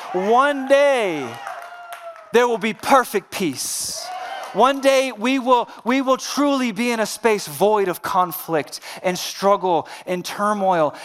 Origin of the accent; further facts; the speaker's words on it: Central Virginia, United States; I'm from Central Virginia